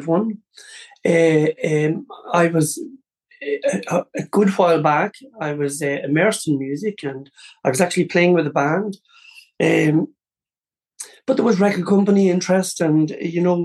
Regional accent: County Louth, Ireland; also born or lived in Cleveland, Ohio, United States; being Irish

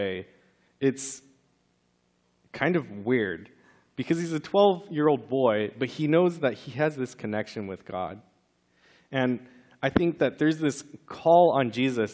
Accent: California, United States; growing up in California, that's right when we moved churches

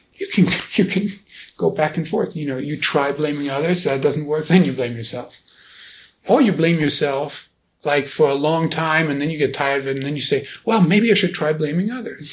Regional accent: Germany; now in United States; being born and raised in Germany

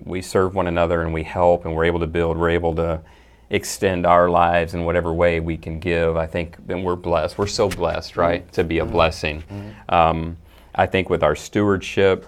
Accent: Dallas, Texas, United States; I was born in Texas

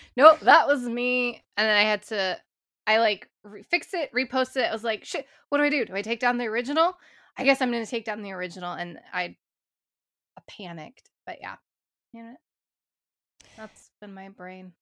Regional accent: St. Louis, Missouri, United States; I am from Saint Louis, Missouri

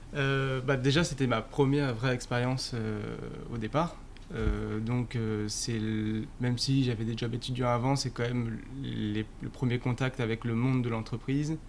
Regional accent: northern Essonne, Paris suburbs, Île-de-France, France; Je viens de, euh, du nord de l'Essonne

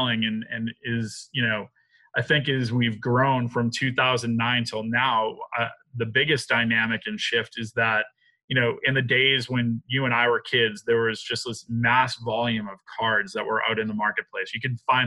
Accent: Boston, Massachusetts, United States; I'm from Boston.

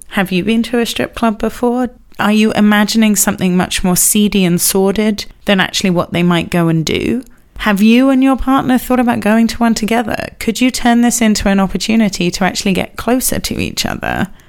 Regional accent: England, United Kingdom; as an English person

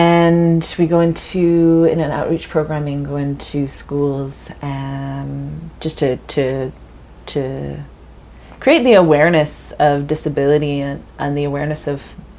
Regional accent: England, United Kingdom; So I grew up when I was growing up in England, and we'd go down to France

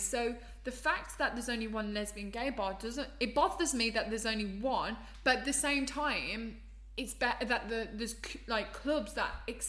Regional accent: Birmingham, West Midlands, United Kingdom; I'm from Birmingham.

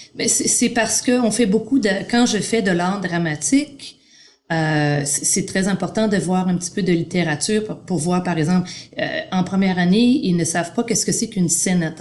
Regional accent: Montreal, Quebec, Canada; born or raised there; moved away as an adult; also born or lived in New Brunswick; now in Ontario, Canada

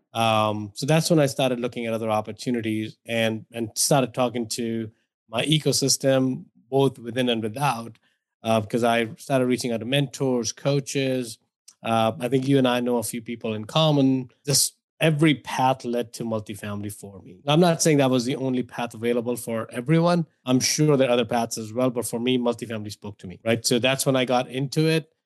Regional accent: India; moved away as an adult; now in United States; if my accent didn't give away or my name didn't give away, I grew up in India

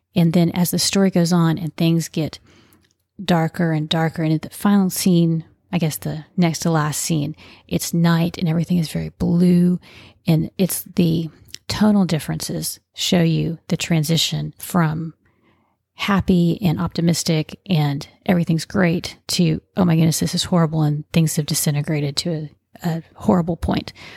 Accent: Texas, United States; I am a Texan, grew up in Texas

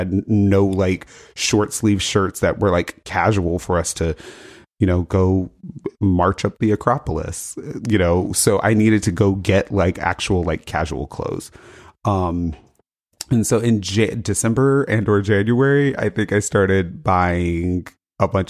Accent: Las Vegas, Nevada, United States; I was born in Vegas

